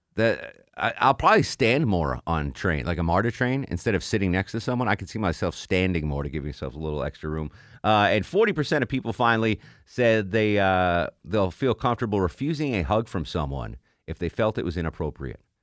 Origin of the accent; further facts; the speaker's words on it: Connecticut, United States; now in Atlanta, United States; my home state of Connecticut